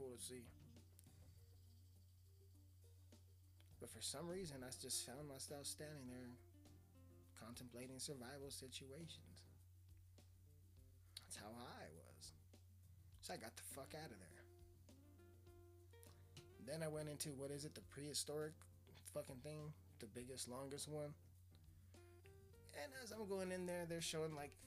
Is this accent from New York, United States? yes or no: no; Colorado, United States; I'm from Colorado. I'm from a very small place in Colorado.